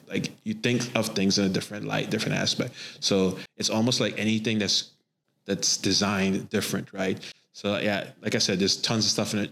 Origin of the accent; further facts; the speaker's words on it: Trinidad & Tobago; I grew up in Trinidad and Tobago